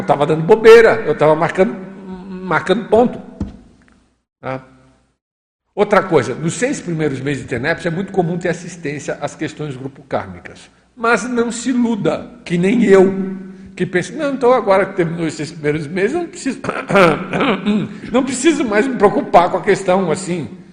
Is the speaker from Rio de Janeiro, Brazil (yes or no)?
no; Florianópolis, Santa Catarina, Brazil; moved away as an adult; Florianópolis, que foi onde eu nasci, eu passei uma vinte e poucos anos da minha vida